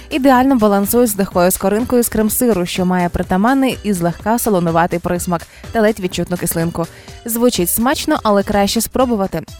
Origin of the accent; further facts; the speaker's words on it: Monastyryshche, Cherkasy Oblast, Ukraine; Монастирище, Уманський район.